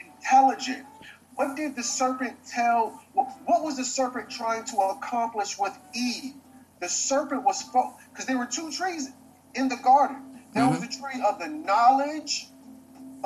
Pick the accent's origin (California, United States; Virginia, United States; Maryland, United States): Virginia, United States; this is my hometown, so I done been in this library a million times